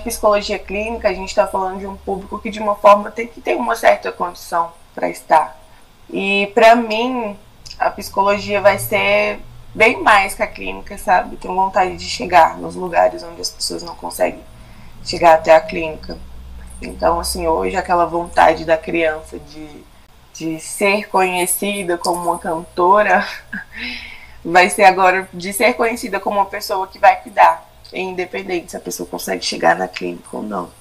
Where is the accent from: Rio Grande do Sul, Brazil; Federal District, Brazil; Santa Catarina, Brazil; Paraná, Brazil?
Federal District, Brazil; Brasília; sou aqui de Brasília, nascida e criada aqui.